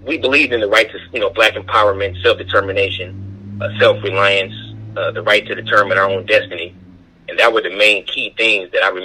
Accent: Oakland, California, United States; I was born and raised in Oakland, California

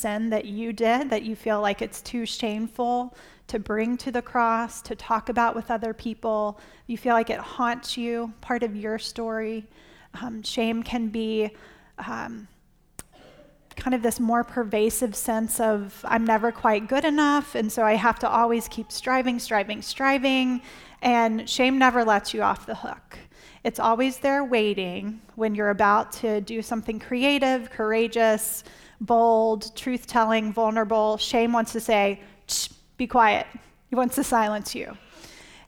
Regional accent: South Carolina, United States; now in Virginia, United States; I grew up in South Carolina, but now we live in Virginia

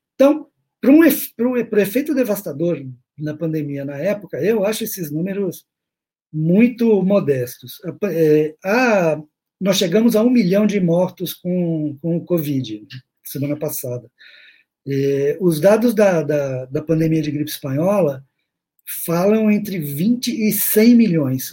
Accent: Brazil; eu sou do Brasil

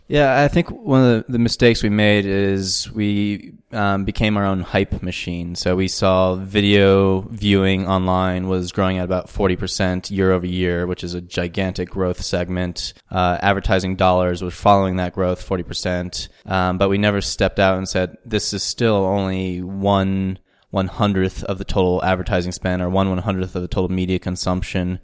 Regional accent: Albuquerque, New Mexico, United States; moved away as an adult; also born or lived in New York; now in Johannesburg, South Africa; the Sandia Mountains that border Albuquerque, where I grew up.

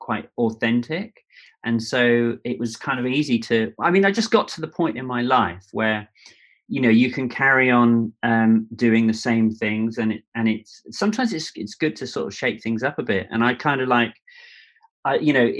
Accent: Devon, South West England, United Kingdom; also born or lived in New York / London; I grew up, although I was born in New York, and then my dad was an art director in advertising, and then moved to London, and then brother and sister were born. And then my dad probably had a midlife crisis and moved down to Devon in the Southwest.

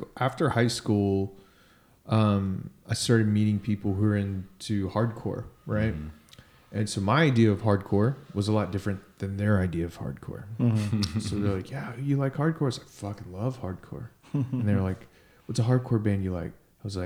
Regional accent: Irving, Texas, United States; I was born and raised in Tejas

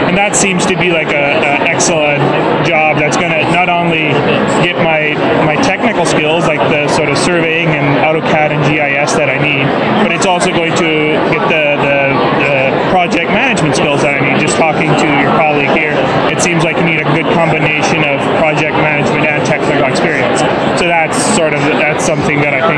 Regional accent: Caron, Saskatchewan, Canada; moved away as an adult; now in Moose Jaw, Canada; I live in Moose Jaw, Saskatchewan. I'm originally from a little small town called Karen

